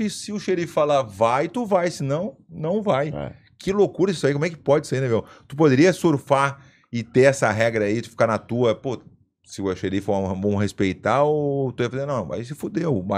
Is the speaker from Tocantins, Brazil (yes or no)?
no; Piracicaba, São Paulo, Brazil; Sou de Piracicaba, em São Paulo.